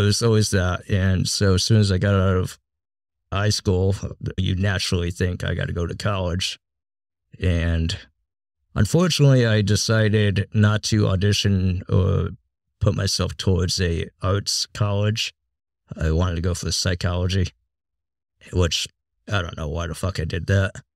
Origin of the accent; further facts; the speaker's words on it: Massachusetts, United States; moved away; I grew up in a small town in Massachusetts